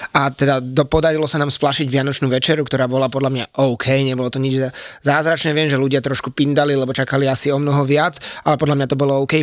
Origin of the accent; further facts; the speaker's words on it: Slovakia; doma na Slovensku